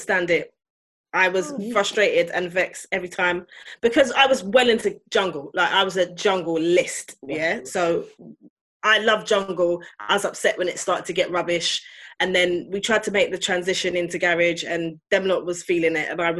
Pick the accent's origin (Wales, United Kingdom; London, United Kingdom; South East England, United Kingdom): London, United Kingdom; I'm from West